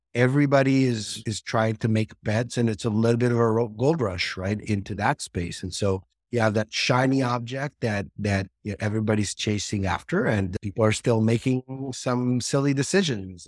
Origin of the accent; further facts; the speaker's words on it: Israel; also born or lived in Seattle, United States; now in San Francisco Bay Area, United States; I'm originally from Israel